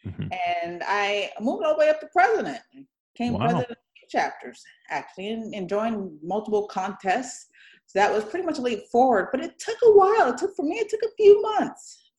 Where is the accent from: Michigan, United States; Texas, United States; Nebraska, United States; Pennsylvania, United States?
Michigan, United States; Detroit; born there; I was born in Michigan, actually, in Detroit, Michigan.